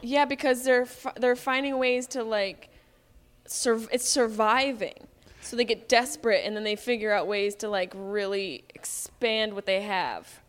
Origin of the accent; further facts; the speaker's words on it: Syracuse, New York, United States; growing up in Syracuse, like, I went to Hanover High School